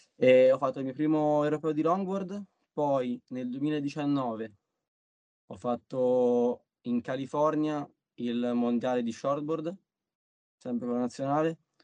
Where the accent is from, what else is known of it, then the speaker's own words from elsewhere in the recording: Pietrasanta, Tuscany, Italy; qua dalle mie parti a, al pontile di Maria di Pietrasanta